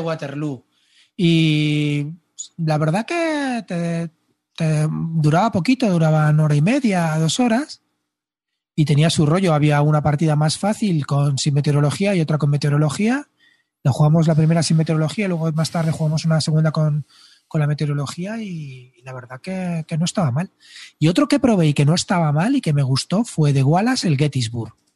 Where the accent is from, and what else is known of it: Spain